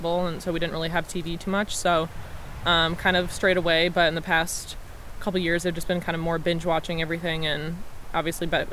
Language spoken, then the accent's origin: English; Detroit, Michigan, United States; I'm from Detroit, Michigan.